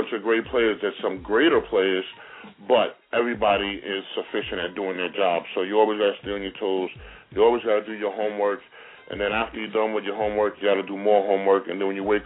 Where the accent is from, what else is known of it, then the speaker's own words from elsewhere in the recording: Brentwood, New York, United States; moved away as an adult; also born or lived in Atlanta, Georgia / Green Bay, Wisconsin; I'm from Brentwood